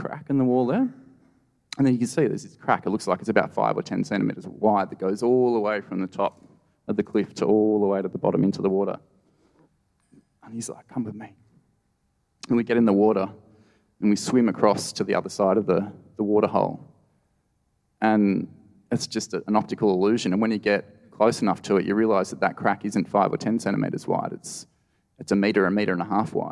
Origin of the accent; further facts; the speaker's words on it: Blue Mountains, New South Wales, Australia; now in Northern Territory, Australia; I grew up in the Blue Mountains, which is this gorgeous World Heritage listed national park.